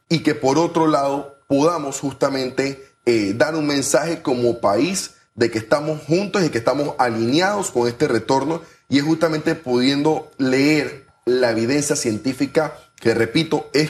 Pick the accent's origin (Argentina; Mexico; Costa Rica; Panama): Panama; ese es nuestro compromiso como panameño y como panameña